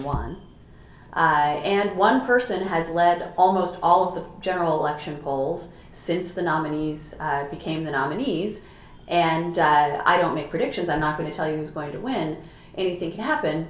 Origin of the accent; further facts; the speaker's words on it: Colorado, United States; also born or lived in Idaho; I was born in Idaho, grew up in Colorado.